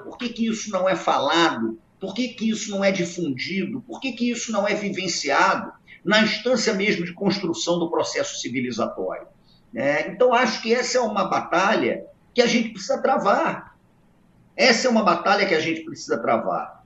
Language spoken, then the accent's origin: Portuguese; Brazil; eu cresci num Brasil extraordinário